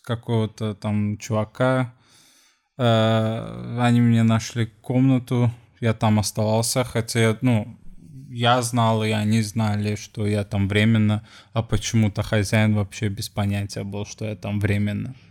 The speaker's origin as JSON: {"language": "Russian", "country": "Sweden", "moved": "as an adult", "lives_now": "Lisbon, Portugal", "said": "из Швеции"}